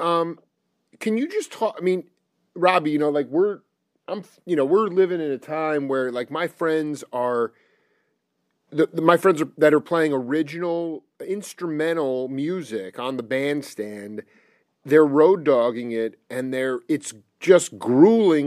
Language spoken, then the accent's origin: English; Stony Brook, New York, United States; i was born in 78 and when i in stony brook it was basically farmland at that time